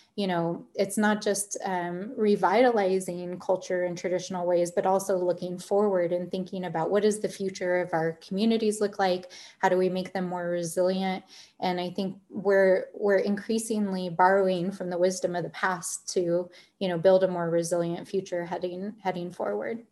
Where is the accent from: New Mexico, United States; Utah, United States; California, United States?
New Mexico, United States; Albuquerque; I grew up in Albuquerque, I grew up in the North Valley